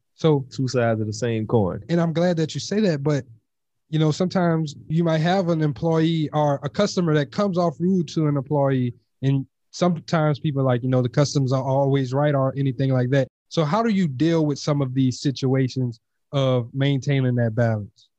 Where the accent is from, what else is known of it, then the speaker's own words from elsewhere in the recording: Louisiana, United States; moved away; also born or lived in Texas; I'm originally from Louisiana